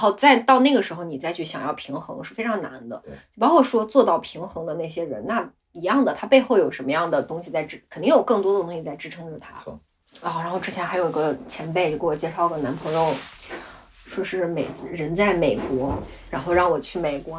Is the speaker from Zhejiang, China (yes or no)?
no; Gansu, China; now in Beijing, China; 我老家是甘肃的，就我父母都是嗯。甘肃人